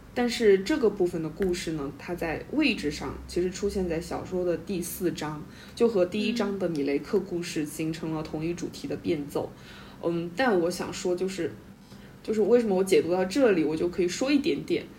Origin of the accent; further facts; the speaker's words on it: China; 尤其是我们中国人